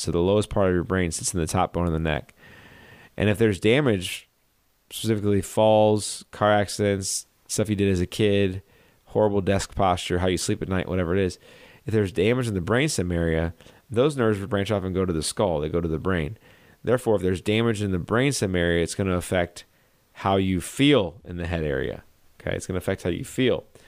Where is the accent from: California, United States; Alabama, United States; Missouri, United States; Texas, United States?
Missouri, United States; St. Louis; I'm from Saint Louis. This is, uh, my stomping grounds.